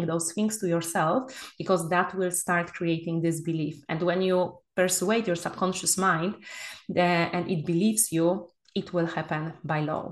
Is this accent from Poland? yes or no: yes; Poland; moved away as an adult; now in Spain; my home country, Poland